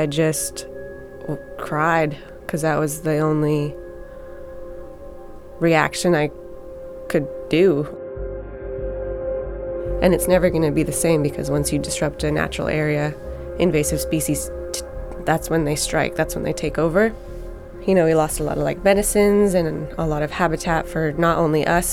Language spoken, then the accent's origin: English; Tsycum, British Columbia, Canada; I'm from Sycam, so I'm part of that.